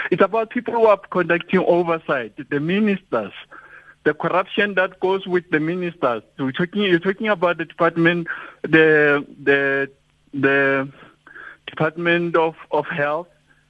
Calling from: Johannesburg, Gauteng, South Africa; calling from Johannesburg, south in the east.

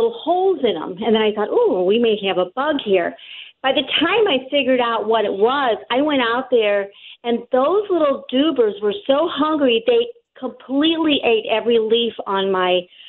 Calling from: Collinsville, United States; Okay. Hi, I'm from Collinsville. And I have a question.

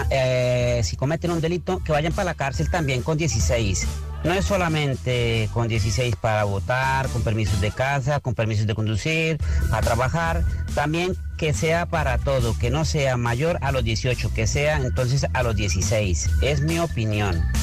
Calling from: Pontevedra, Galicia, Spain; de Pontevedra.

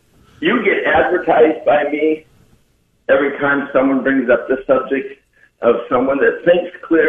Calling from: Nebraska, United States

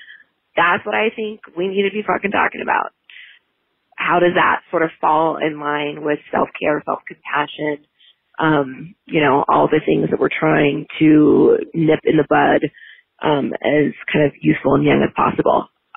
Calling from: Denver, Colorado, United States; I'm calling from Denver. I'm not a millennial. I'm 41.

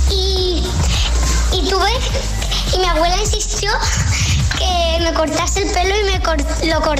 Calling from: El Puerto de Santa María, Andalusia, Spain; del Fuerte de Santa María.

